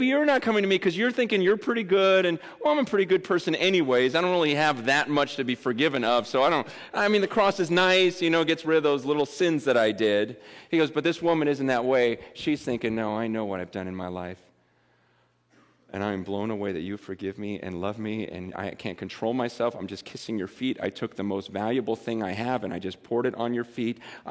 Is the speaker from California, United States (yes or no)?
yes; Simi Valley, California, United States; I'm from Simi Valley, and I'm a lot older.